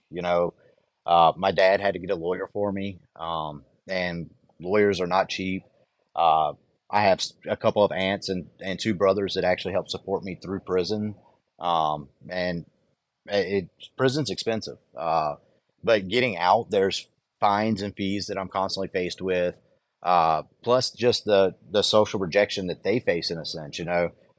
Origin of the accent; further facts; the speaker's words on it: the South, United States; I'm actually from the South.